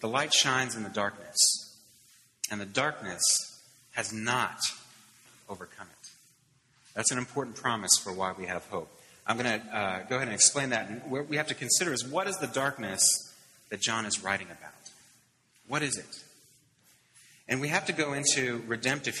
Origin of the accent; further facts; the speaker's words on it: Pittsburgh, Pennsylvania, United States; I grew up in Pittsburgh in the 70s